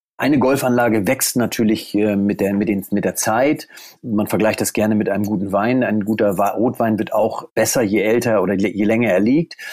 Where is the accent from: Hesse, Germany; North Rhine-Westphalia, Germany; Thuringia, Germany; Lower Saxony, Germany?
Lower Saxony, Germany; Deinste; Ich äh, wohne in Deinste. Das ist in der Nähe von Stade. Stade liegt 50 Kilometer westlich von Hamburg. Ich bin hier geboren, aufgewachsen